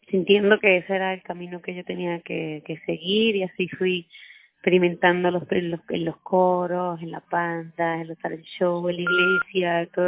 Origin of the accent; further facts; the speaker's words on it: Puerto Rico; soy una cantautora puertorriqueña.